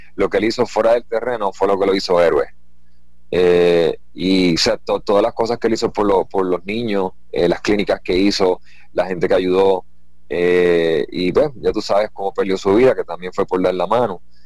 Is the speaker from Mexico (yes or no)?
no; Puerto Rico; tenemos en nuestra isla